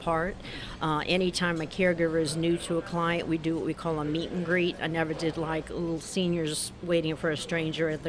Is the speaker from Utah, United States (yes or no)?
no; New Iberia, Louisiana, United States; I'm from New Iberia, Louisiana